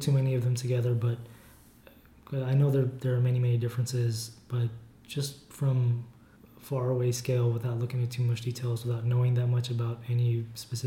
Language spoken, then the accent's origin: English; Armenia; now in United States; we grew up in Armenia in the USSR